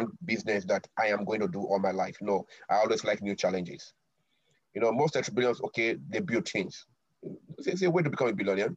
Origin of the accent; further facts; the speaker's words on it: Benin City, Edo, Nigeria; now in Tokyo, Japan; So we grew up in a society like that. We have our own greetings in Benin